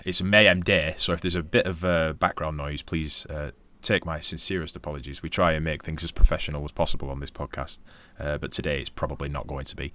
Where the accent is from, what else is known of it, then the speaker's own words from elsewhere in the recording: Darwin, Northern Territory, Australia; you're from Darwin